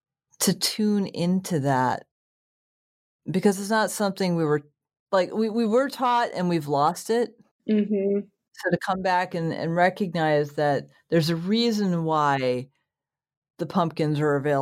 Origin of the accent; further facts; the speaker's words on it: New England, United States; I grew up in New England